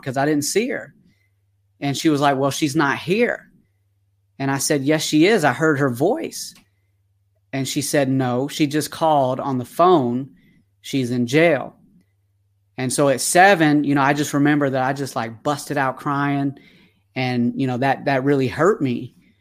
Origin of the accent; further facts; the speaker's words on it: Atlanta, Georgia, United States; accent: twang; now in California, United States; I am originally from Atlanta, Georgia when I was born